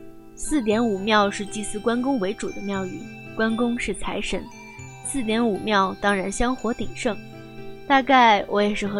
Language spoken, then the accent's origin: Chinese; China; 不是，我是大陆来的。